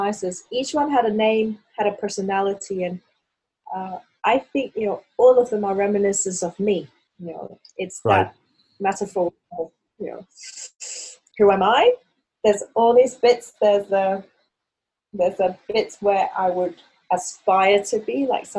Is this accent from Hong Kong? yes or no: yes; Hong Kong; the way I grew up in Hong Kong